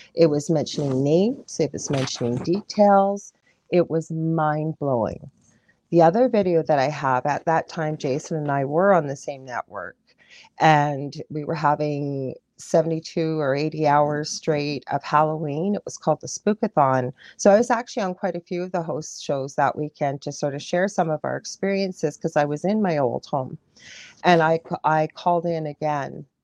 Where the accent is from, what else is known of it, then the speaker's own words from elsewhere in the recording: Canada; I'm a Canadian clairvoyant medium